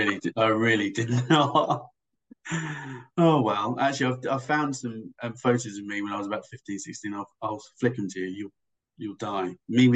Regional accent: England, United Kingdom; now in Australia; when I came over here from England

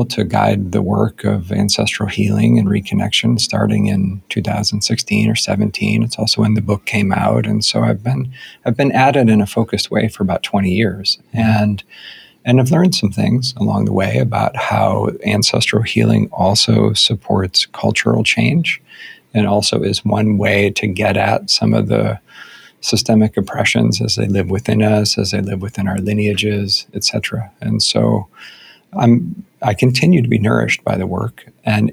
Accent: United States; my own conditioning as an American white dude

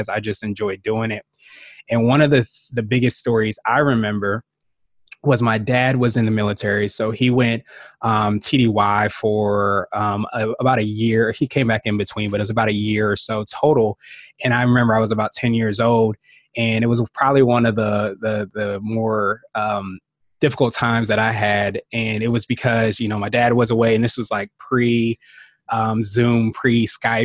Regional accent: Woodbridge, Virginia, United States; also born or lived in Washington, D.C. area; Grew up in Woodbridge, Virginia, which is probably about 45 minutes or so outside

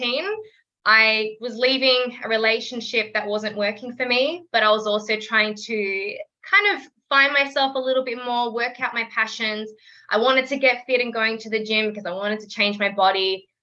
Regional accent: Melbourne, Victoria, Australia; I'm 25, from Melbourne, Australia

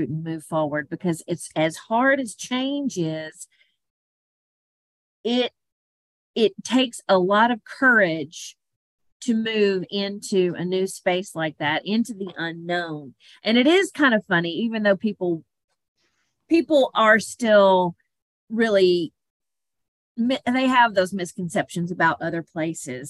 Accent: Tennessee, United States; my small Tennessee hometown

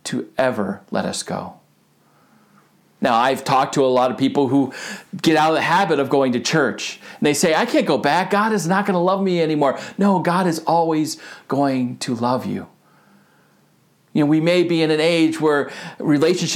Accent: Rutland, Vermont, United States; also born or lived in Philadelphia, Pennsylvania / Syracuse, New York / Gardner, Massachusetts; now in Connecticut, United States; I am from Rutland, Vermont.

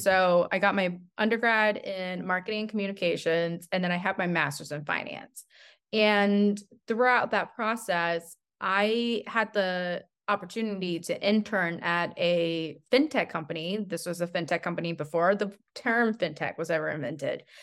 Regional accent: Albuquerque, New Mexico, United States; also born or lived in Henan, China; I grew up in Albuquerque, New Mexico. I consider myself a New Mexican

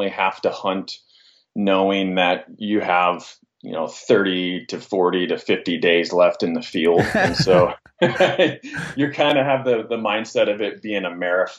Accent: Northwest Montana, United States; I grew up in Northwest Montana, and I hunted up there, around the Flathead Valley country

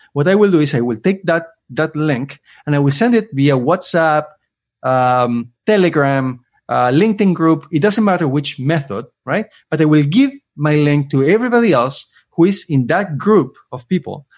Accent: Argentina; moved away as an adult; now in Canada; I lived in Argentina for almost twenty, so I'm about to reach my fifty-fifty, um, half, half life in each country. Though I have to recognize that I am Argentinian

